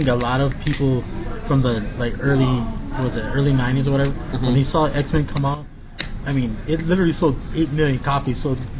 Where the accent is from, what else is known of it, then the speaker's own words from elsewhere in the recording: Honolulu, Hawaii, United States; I'm originally from Honolulu, Hawaii